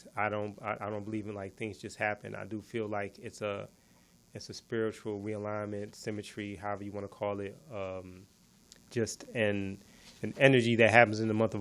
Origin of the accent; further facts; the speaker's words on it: Virginia, United States; I'm from Virginia. I was born in Virginia